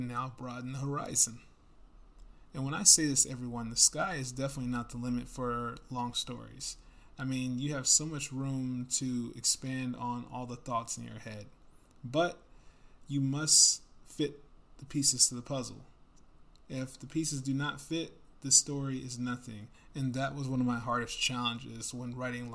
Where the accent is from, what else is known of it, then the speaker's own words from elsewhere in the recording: United States; I'm not English at all, I'm American